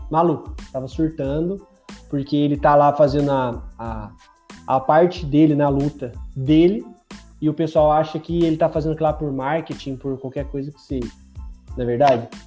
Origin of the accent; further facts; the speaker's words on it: São Paulo, Brazil; Eu sou paulistano, na verdade, mas eu queria votar em São Paulo